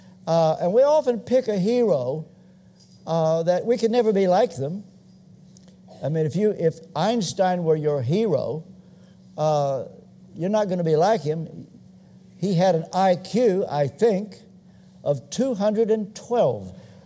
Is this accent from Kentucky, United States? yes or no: yes; Kentucky, United States; moved away; I come from Kentucky. We're not known for a state of good breeding. We're just ordinary.